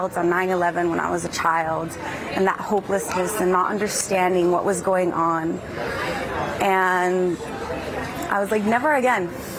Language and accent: English; United States; as an American, this is my sense of justice against terrorism, against the value, my American values. As a Jewish person, my heart is bleeding. And as an Israeli